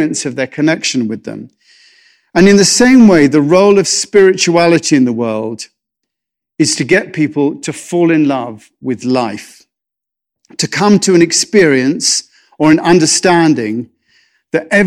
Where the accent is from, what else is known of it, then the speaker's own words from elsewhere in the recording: England, United Kingdom; I'm English